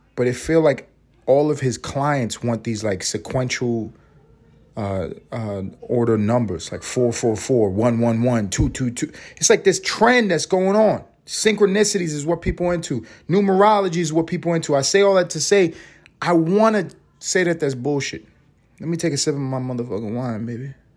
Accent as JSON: {"language": "English", "town": "New York City", "region": "New York", "country": "United States", "tie": "born or raised there", "said": "I grew up in East Harlem"}